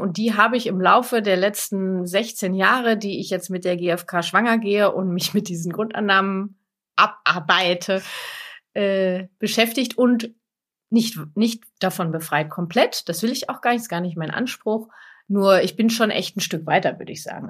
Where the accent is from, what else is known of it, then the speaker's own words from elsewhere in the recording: Lippe, North Rhine-Westphalia, Germany; ich komme aus Lippe